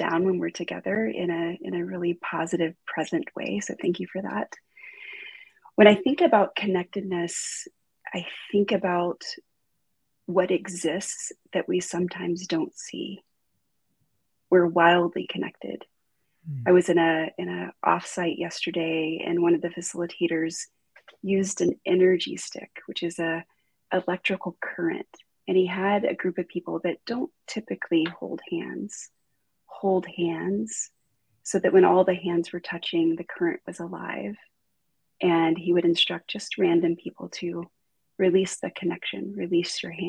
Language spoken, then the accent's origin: English; Deep South, United States; I grew up in the South, like the deep South.